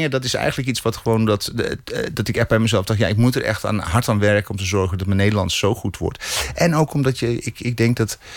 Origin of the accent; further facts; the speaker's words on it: South Africa; first language English; Dutch is a second language; now in Netherlands; Ja, Engels is mijn eerste taal, eerste taal nog steeds.